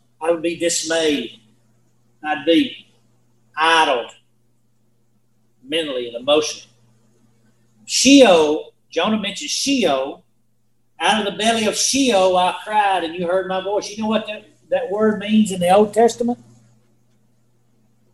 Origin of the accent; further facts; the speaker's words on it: Spring Valley, United States; I'm from Spring Valley